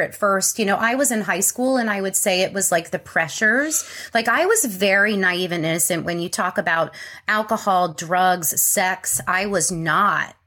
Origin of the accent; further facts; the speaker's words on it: Connecticut, United States; I was born in Connecticut. I grew up in a wonderful family